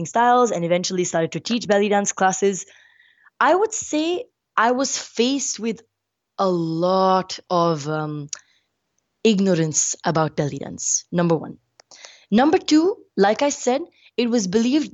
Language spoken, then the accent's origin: English; India; I'm brown skin, I'm Indian